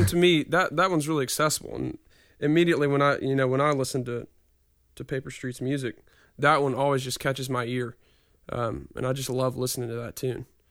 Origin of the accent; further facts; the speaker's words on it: Nashville, Tennessee, United States; I grew up here